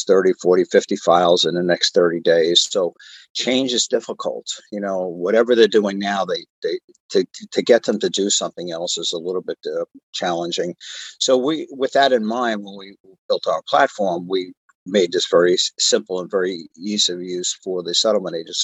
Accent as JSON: {"language": "English", "region": "New York", "country": "United States", "tie": "born or raised there", "moved": "as an adult", "lives_now": "Southern California, United States", "said": "I grew up in New York"}